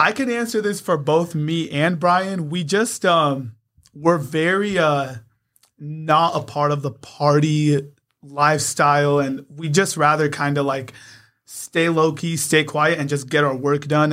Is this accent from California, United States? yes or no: yes; San Diego, California, United States; born or raised there; also born or lived in Poway